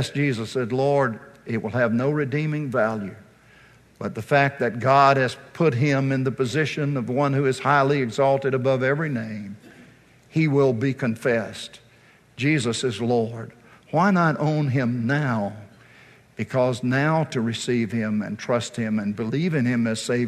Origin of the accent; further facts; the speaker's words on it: Virginia, United States; moved away; I'm from Virginia originally